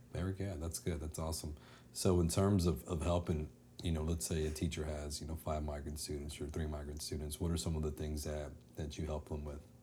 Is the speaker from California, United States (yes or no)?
no; Dallas, Texas, United States; live in, in Dallas, growing up in Dallas